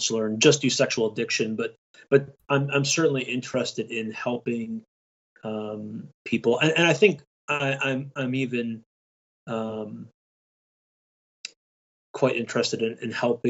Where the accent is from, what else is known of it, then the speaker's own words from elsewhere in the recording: Michigan, United States; I'm from Michigan. I live about 25 minutes northwest of Detroit.